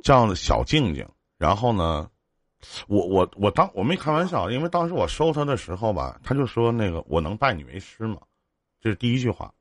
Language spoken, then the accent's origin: Chinese; Northeast China, China; 我们东北这边儿叫夜市儿